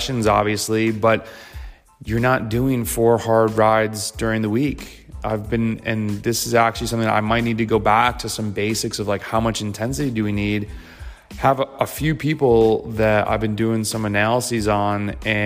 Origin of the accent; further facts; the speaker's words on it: United States; also born or lived in Lincoln, Nebraska; now in North Carolina, United States; as American cyclists